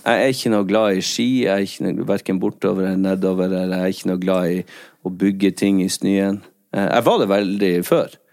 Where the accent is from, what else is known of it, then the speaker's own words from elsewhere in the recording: Skjerstad, Nordland, Norway; Akkurat på den flekken der jeg er fra